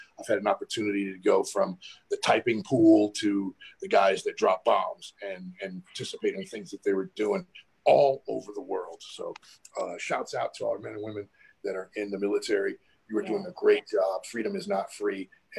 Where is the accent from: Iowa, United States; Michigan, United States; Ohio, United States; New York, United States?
Ohio, United States; Cleveland; moved away; I'm originally from Cleveland, Ohio. That's home. East Side kid.